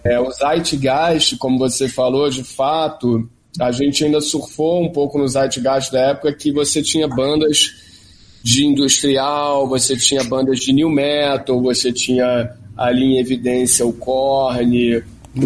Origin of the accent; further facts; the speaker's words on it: Rio de Janeiro, Brazil; eu venho ali do Jardim Botânico